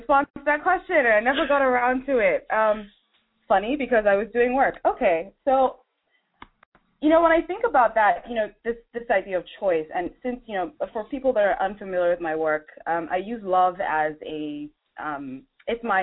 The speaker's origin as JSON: {"language": "English", "country": "Nigeria", "said": "I'm originally from Nigeria"}